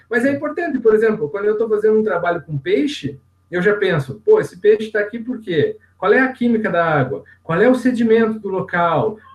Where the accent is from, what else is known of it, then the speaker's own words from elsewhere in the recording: Curitiba, Paraná, Brazil; Por ter nascido, em Curitiba, nascido e criado em Curitiba, a gente fica meio longe do mar, né?